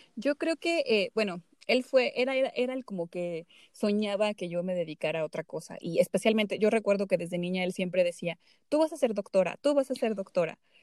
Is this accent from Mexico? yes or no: yes; Zacatecas, Mexico; hubo un, beneficio que se dio a artistas zacatecanos. Eh, bueno, se abrió una convocatoria y afortunadamente otro chico de, de mi pueblo y yo fuimos beneficiados